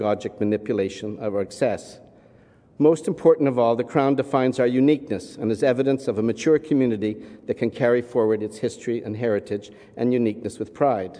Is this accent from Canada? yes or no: yes; Canada; we're Canadian